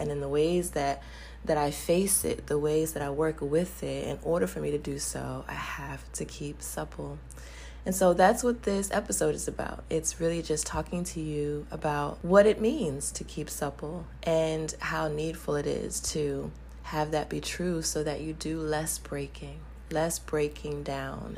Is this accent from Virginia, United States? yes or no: yes; Charlottesville, Virginia, United States; my hometown of Charlottesville, Virginia